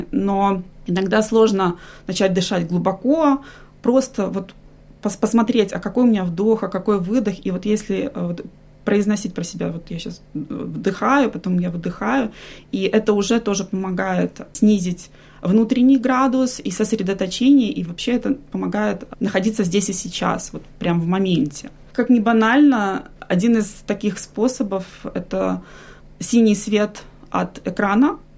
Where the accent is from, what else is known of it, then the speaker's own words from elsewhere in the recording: Minsk, Belarus; now in Australia; Я с семьей переехала из Беларуси, из Минска мы приехали в 2017 году.